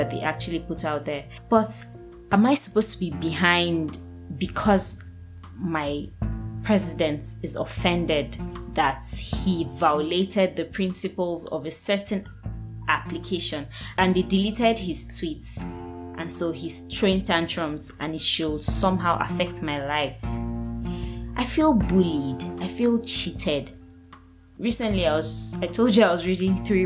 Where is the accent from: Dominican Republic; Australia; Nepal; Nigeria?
Nigeria; growing up, I was always a very patriotic Nigerian